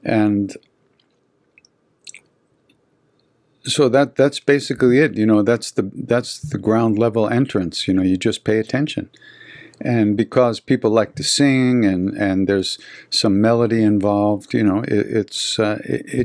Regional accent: Long Island, New York, United States; I'm from Long Island

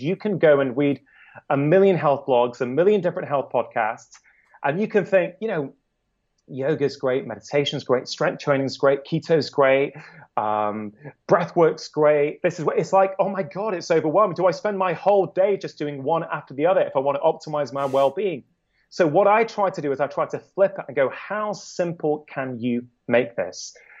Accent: United Kingdom; As a Brit

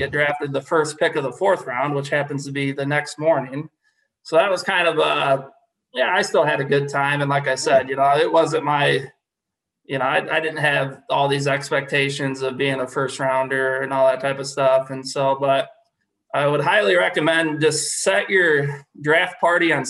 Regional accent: Illinois, United States; we're from Illinois

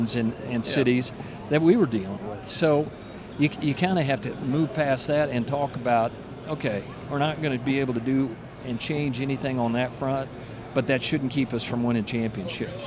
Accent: Kansas, United States; the perception of it being a flyover state has existed since I was born and raised in Kansas

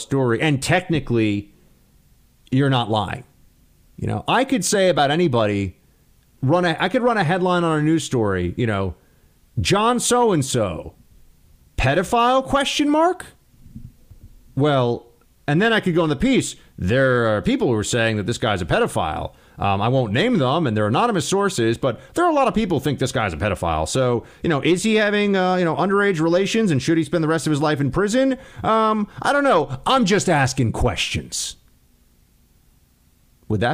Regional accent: New York, United States; he was my mayor growing up in New York

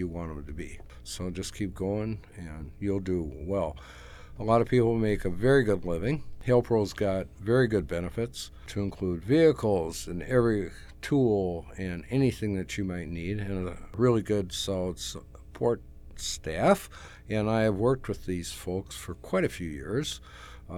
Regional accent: South Haven, Minnesota, United States; now in Baxter, United States; I grew up in South Haven, Minnesota

